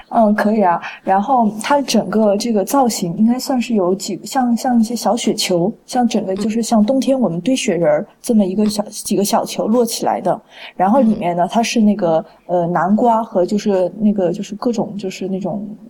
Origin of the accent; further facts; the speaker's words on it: Guizhou, China; 我是来自，呃，来自那个贵州嘛，所以我们，我们家那个地方少数民族比较多